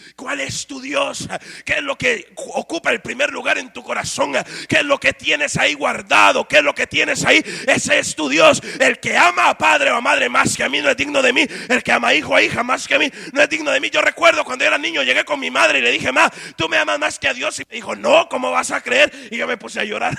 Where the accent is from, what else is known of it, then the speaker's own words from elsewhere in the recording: Guatemala; moved away; En mi país se ha vuelto una moda ser cristiano